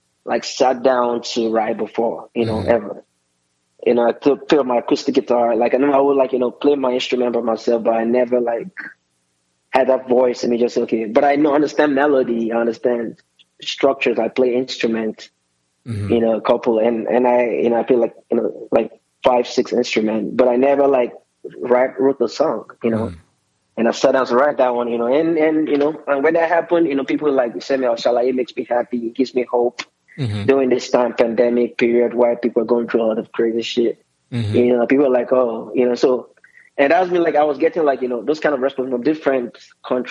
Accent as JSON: {"language": "English", "country": "Nigeria", "said": "I'm Nigerian"}